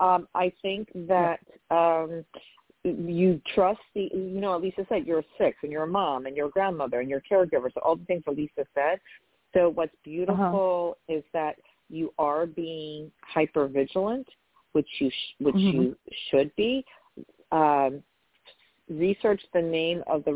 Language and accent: English; New York, United States; I'm from New York